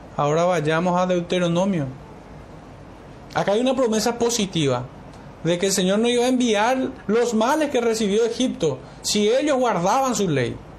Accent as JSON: {"language": "Spanish", "country": "Paraguay", "said": "como paraguayos"}